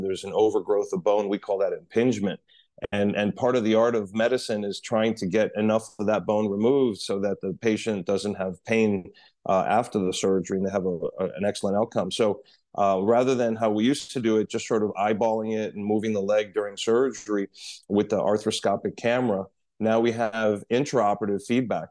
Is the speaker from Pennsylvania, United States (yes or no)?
no; New York City, New York, United States; moved away as an adult; now in Miami, United States; I'm a New Yorker, born and raised in New York City, uh, moved to Miami about twenty years ago